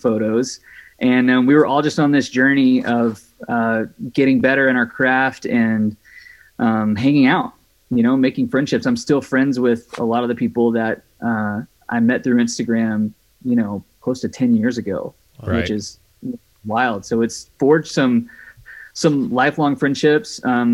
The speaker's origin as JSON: {"language": "English", "region": "Mississippi", "country": "United States", "tie": "born or raised there", "also_born_or_lived": "Louisiana / Redding, California", "moved": "yes", "lives_now": "Sacramento, United States", "said": "I am originally from Mississippi. Grew up in Mississippi, and then lived in Louisiana for about 5 years"}